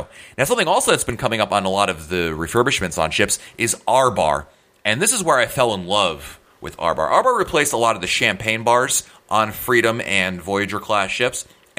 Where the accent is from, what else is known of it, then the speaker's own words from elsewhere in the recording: Northeast, United States; I come from the Northeast